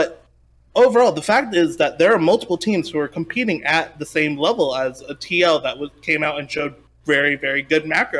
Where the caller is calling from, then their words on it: Dallas, Texas, United States; I'm calling from Dallas, Texas.